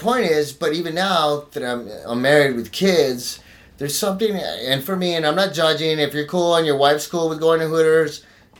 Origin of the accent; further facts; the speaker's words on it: El Paso, Texas, United States; now in Los Angeles, United States; I'm from El Paso, Texas, dude.